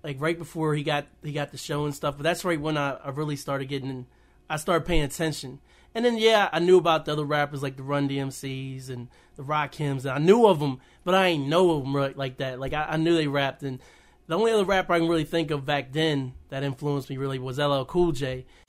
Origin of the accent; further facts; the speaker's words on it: West Virginia, United States; also born or lived in Winchester, Virginia; I grew up in Winchester, Virginia, until I was nine, and I moved to Caton Bridge, West Virginia, like, a tiny, tiny town